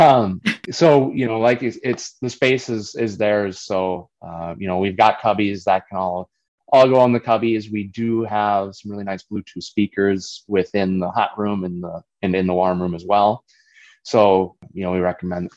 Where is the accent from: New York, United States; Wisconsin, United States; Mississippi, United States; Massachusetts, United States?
Wisconsin, United States; Prescott; I grew up basically 3 miles north of Prescott, the St. Croix Trail. So that's our family farm